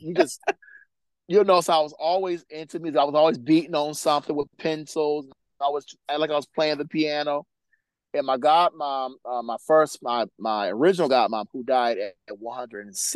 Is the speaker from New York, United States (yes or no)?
yes; Buffalo, New York, United States; now in Wilmington, United States; I'm in Buffalo, New York, where I was born and raised, and now I reside in Wilmington, Delaware